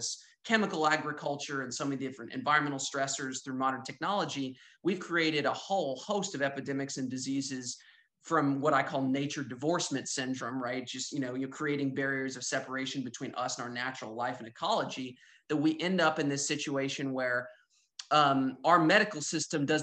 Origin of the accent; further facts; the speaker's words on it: Northwest Arkansas, United States; I'm from Northwest Arkansas